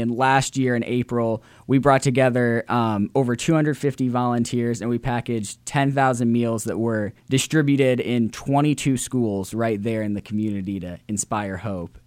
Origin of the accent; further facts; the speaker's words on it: Central Illinois, United States; moved away as an adult; now in Indiana, United States; I was born and raised in Central Illinois, raised by a single mother